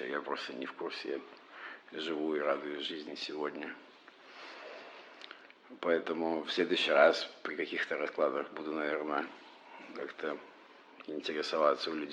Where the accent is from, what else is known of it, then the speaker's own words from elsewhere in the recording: Moscow, Russia; мы москвичи